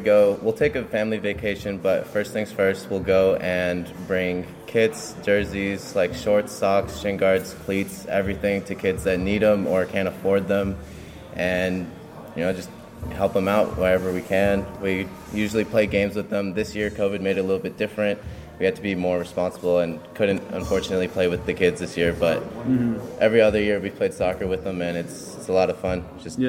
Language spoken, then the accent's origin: English; Los Angeles, California, United States; I grew up in Little Eagle Rock, just up the street.